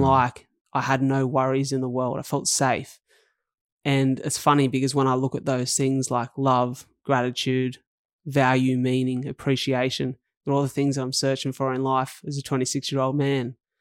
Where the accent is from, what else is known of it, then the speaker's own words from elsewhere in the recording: Wollongong, New South Wales, Australia; I grew up in paradise on earth. Um, to other people. That's called Wollongong